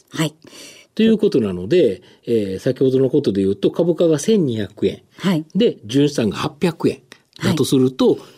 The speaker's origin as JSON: {"language": "Japanese", "region": "Kansai", "country": "Japan", "said": "関西人な"}